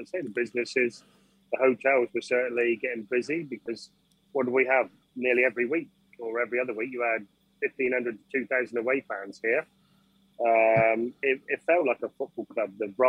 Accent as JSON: {"language": "English", "town": "Yeovil", "region": "South West England", "country": "United Kingdom", "said": "We are from Yeovil."}